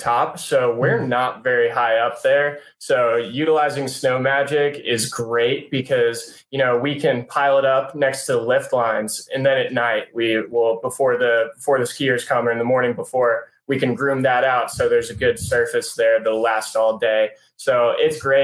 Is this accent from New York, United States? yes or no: no; Chicago, Illinois, United States; now in Charlotte, United States; So I'm from Charlotte by way of Chicago.